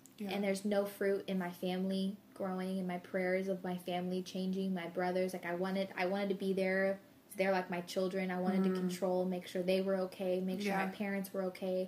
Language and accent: English; Arizona, United States; moved away as an adult; I'm from Arizona